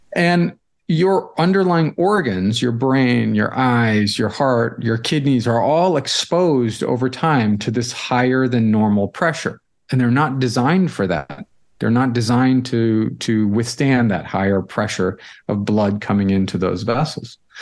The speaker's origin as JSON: {"language": "English", "town": "St. Louis", "region": "Missouri", "country": "United States", "tie": "born or raised there", "also_born_or_lived": "Boston", "moved": "as an adult", "said": "I grew up in Saint Louis, so I'm a Midwestern kid"}